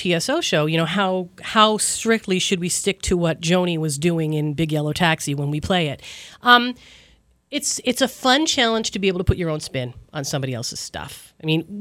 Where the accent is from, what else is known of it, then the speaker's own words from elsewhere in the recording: Newfoundland and Labrador, Canada; now in Toronto, Canada; growing up in Newfoundland